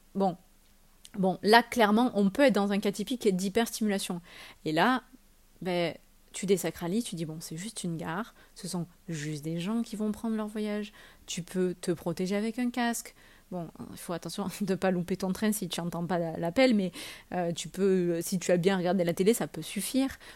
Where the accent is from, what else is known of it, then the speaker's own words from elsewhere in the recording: France; on est français